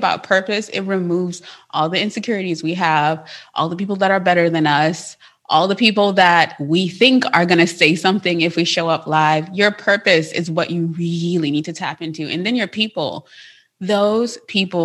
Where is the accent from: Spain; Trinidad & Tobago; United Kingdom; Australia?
Trinidad & Tobago; now in United States; I'm from Trinidad. I was born there. And so because of that, I have an accent.